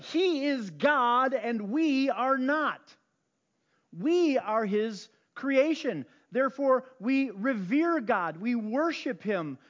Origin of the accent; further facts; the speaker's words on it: Chicago, Illinois, United States; I grew up on the South Side